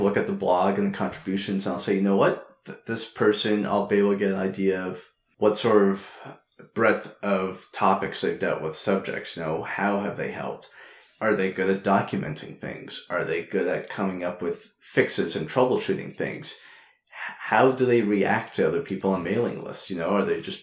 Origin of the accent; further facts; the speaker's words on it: Quebec, Canada; I'm originally from Quebec, that has its own system outside of Canada